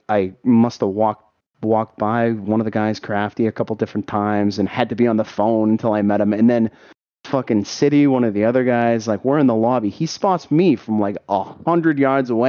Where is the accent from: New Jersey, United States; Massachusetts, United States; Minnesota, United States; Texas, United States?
Massachusetts, United States; Boston; I'm from Boston